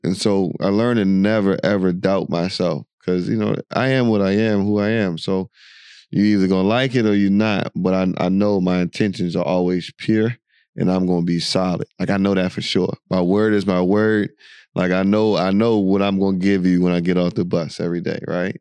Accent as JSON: {"language": "English", "country": "United States", "tie": "born or raised there", "moved": "as an adult", "lives_now": "United Arab Emirates", "said": "the America you and I grew up in and lived"}